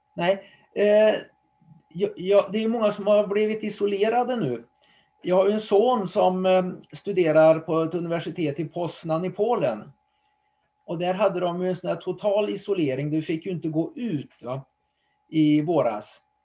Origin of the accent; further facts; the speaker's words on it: Trollhättan, Västra Götaland, Sweden; Trollhättan då där jag bodde, eller bor fortfarande, och drar ut den 20 kilometer runt om så var det nog min hembygd